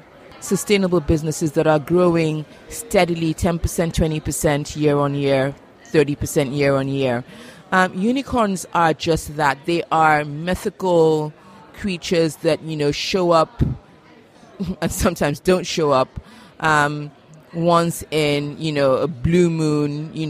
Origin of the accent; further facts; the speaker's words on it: Nigeria; So I'm Nigerian and I work in the Nigerian market.